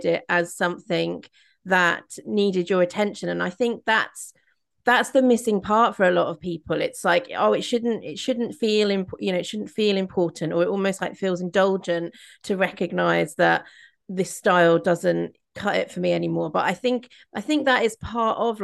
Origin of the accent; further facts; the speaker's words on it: Midlands, United Kingdom; moved away; I grew up in the Midlands, and there's like a real sort of style of like humor and banter up there